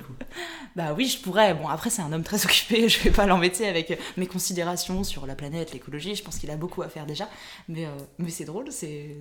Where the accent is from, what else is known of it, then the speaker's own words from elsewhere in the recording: Brittany, France; je suis bretonne